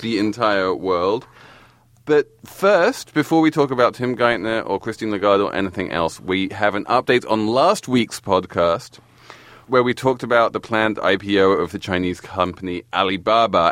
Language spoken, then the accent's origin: English; England, United Kingdom; now in United States; as an Englishman in America